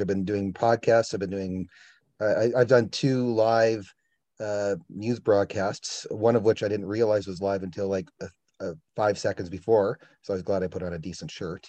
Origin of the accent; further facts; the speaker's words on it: Estevan, Saskatchewan, Canada; moved away as an adult; also born or lived in Shaunavon, Saskatchewan / Southern Alberta; I grew up in Estevan. I went to school there